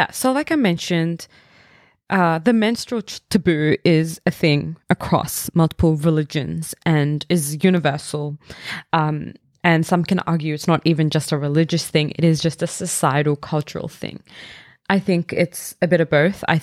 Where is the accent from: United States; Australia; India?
India; I'm Indian, so this is my personal experience.